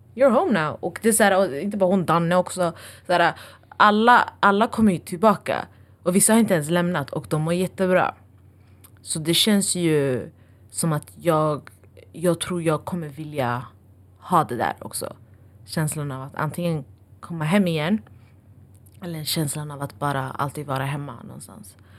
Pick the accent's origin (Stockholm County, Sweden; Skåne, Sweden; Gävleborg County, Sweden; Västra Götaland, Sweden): Stockholm County, Sweden; Stockholm; jag är tacksam att ha växt upp här.